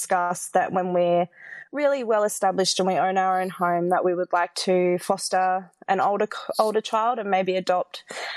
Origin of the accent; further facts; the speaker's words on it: Nambour, Queensland, Australia; moved away as an adult; also born or lived in Brisbane; I grew up in Nambour on the Sunshine Coast